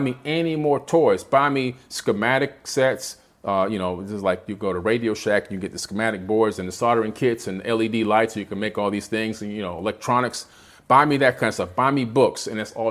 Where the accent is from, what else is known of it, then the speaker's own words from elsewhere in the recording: Miami, Florida, United States; also born or lived in Queens, New York; Growing up in Miami, being born in Queens, right out here in New York, right? Coming down to Miami at the age of 7